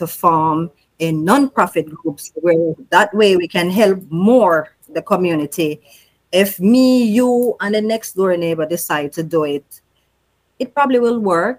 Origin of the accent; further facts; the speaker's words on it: Waterford, Saint Catherine, Jamaica; moved away; also born or lived in Kingston, Jamaica; We moved to the Waterford St. Catherine community in 1976. Mm-hmm. So that's where I grew up.